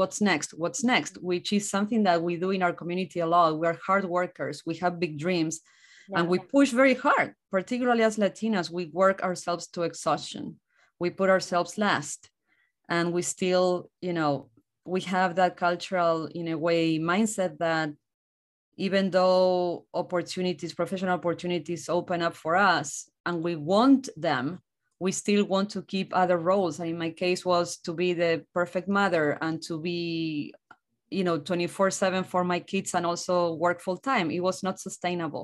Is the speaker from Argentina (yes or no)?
yes; Argentina; English is a second language; moved away as an adult; also born or lived in Buenos Aires, Argentina; now in United States; I'm from Argentina, a very small rural town.